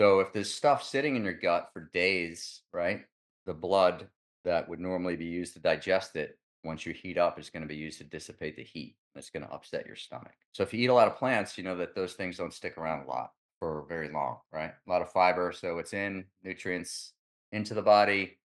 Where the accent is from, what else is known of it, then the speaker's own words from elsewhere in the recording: New York, United States; I love pizza. I'm from New York.